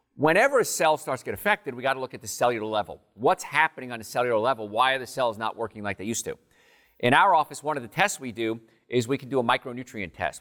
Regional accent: New Jersey, United States; I grew up in New Jersey, right in the meadowlands, swamps of Jersey

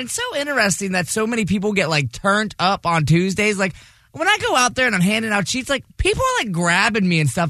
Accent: Vero Beach, Florida, United States; My hometown.

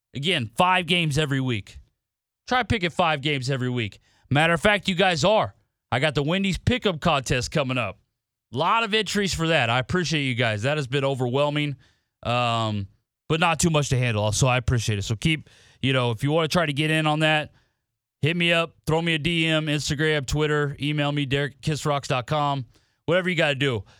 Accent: Nebraska, United States; moved away; I'm from Nebraska

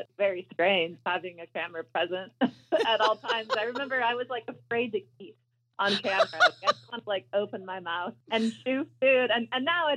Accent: Alaska, United States; I grew up in Alaska

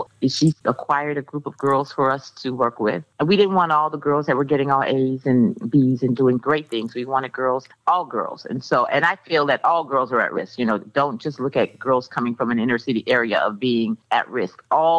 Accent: Miami, Florida, United States; I grew up in Liberty City, which is an inner city area of Miami-Dade County.

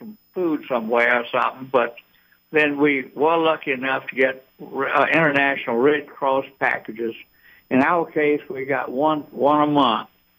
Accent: Eden, United States; now in Atlanta, United States; Well, I grew up in Eden, but I'm and been in Atlanta since 1953, so I'm an Atlantan.

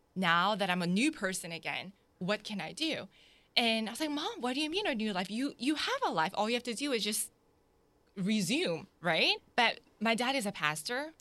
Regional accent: Jacksonville, Florida, United States; also born or lived in South Korea; My family immigrated here in nineteen ninety-one to Jacksonville, so I was raised here

